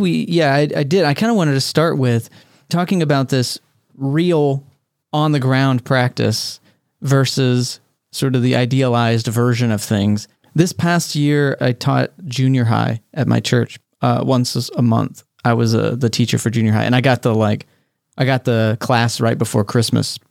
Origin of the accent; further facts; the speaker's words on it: Texas, United States; I grew up in Texas.